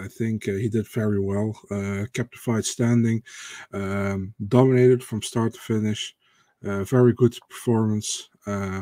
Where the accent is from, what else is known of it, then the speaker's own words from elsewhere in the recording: Netherlands; I'm from the Netherlands.